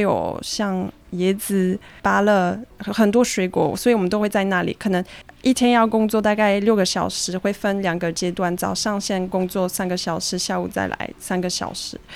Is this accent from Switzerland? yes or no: yes; Switzerland; first language French; Chinese is a second language; moved away as an adult; now in Taiwan; 我跟我的哥哥也都在瑞士出生长大